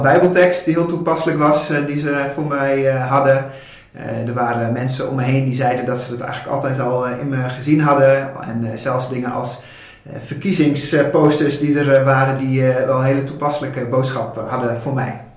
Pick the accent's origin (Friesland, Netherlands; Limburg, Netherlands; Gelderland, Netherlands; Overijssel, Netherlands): Friesland, Netherlands; Dokkum; also born or lived in Groningen; now in Rotterdam, Netherlands; ik ben geboren en getogen in Dokkum, Friesland